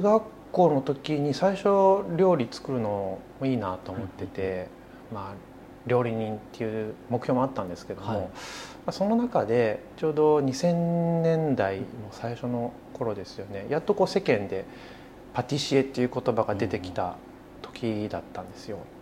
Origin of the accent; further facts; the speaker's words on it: Kyoto, Japan; moved away as an adult; now in Tokyo, Japan; 僕はそうですね生まれも育ちも京都市